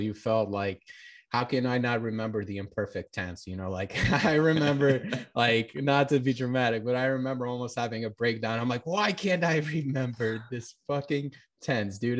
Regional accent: Florida, United States; also born or lived in Albania; I was born in Albania and I moved to America when I was young and, like, living in Florida

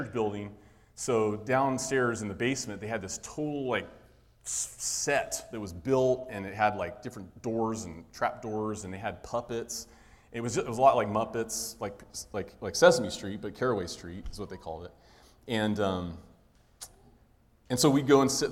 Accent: Pacific Grove, California, United States; So Wes and I grew up in Pacific Grove, California, near Monterey

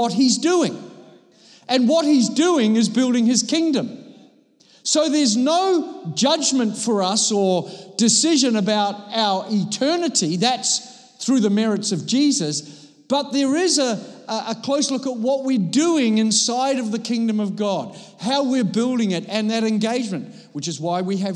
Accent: Copenhagen, Capital Region of Denmark, Denmark; I come from Copenhagen

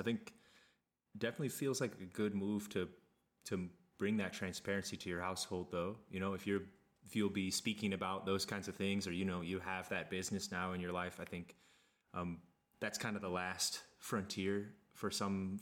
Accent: Kansas, United States; I grew up in Kansas

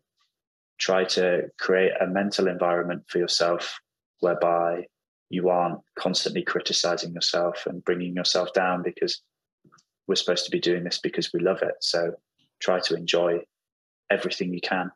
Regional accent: York, Yorkshire and the Humber, United Kingdom; now in London, United Kingdom; My family are all in York, in the northeast of England

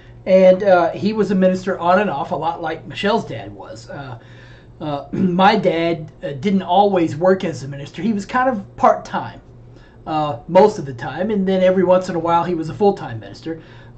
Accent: the South, United States; And growing up in the South, the Southern Baptist Convention is actually the largest evangelical denomination, or at least it had been.

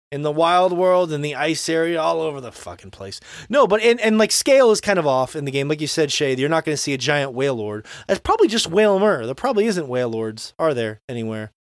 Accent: Florida, United States; when I was, you know, ten years old growing up in Florida

